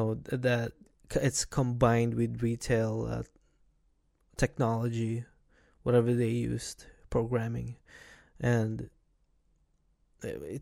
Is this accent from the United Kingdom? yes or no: no; Philippines; moved away; back in where I was born in Philippines, we didn't really paid attention to a lot of electronics, where we get to go outside all the time and play with other kids